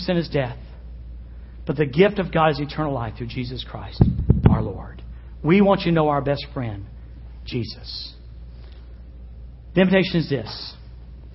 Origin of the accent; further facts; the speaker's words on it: the South, United States; I was raised in the South